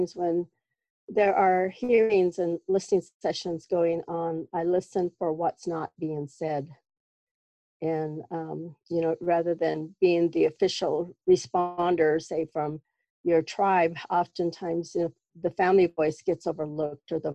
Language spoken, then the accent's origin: English; White Swan, Washington, United States; I'm from White Swan here in the Yakima Reservation.